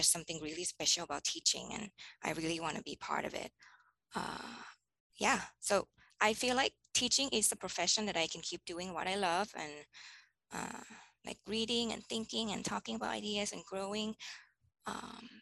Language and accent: English; Bangkok, Thailand; moved away as an adult; now in Hawaii, United States; I was born in Bangkok, and Bangkok, Thailand, and I grew up there